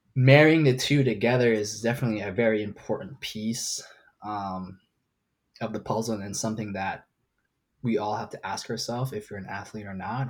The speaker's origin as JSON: {"language": "English", "country": "Hong Kong", "tie": "born or raised there", "moved": "yes", "lives_now": "Hawaii, United States", "said": "I was born and raised in Hong Kong. Uh, grew up in the city"}